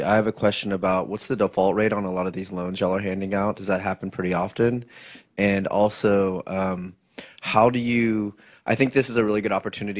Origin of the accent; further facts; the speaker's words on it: Texas, United States; moved away; I'm originally from Texas